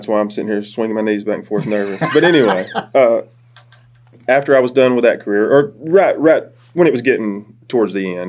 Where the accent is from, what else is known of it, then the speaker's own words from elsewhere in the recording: Cordova, Alabama, United States; I'm from Cordova, originally.